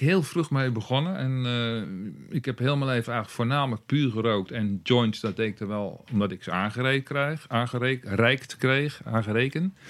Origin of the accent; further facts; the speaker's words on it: near Dordrecht, South Holland, Netherlands; in de buurt van Dordrecht opgegroeid